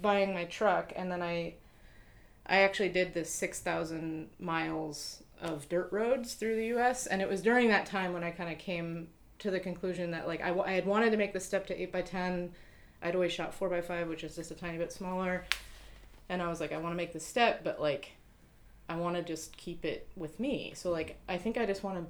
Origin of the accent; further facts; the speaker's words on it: Seattle, Washington, United States; moved away; I grew up in Seattle